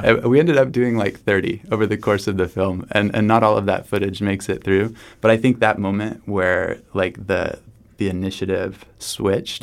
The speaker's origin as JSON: {"language": "English", "country": "United States", "said": "As an American"}